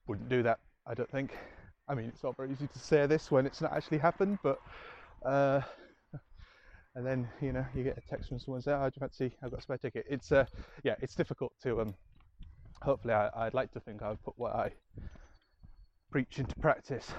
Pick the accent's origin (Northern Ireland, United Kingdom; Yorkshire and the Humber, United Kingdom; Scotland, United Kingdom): Yorkshire and the Humber, United Kingdom; Scarborough; I'm from Scarborough